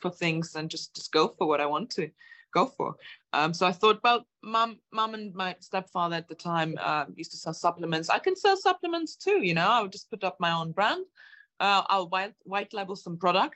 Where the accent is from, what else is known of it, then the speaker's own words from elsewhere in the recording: Germany; moved away as an adult; also born or lived in Latvia; now in United Kingdom; I'm originally from Germany and Latvia, where my parents are from. I came to the UK when I was 18, just turned 19